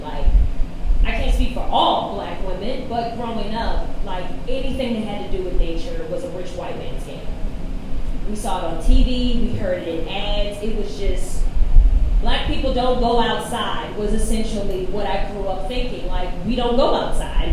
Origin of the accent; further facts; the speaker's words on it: Richmond, Virginia, United States; moved away as an adult; now in Denver, United States; I'm from Richmond, Virginia, originally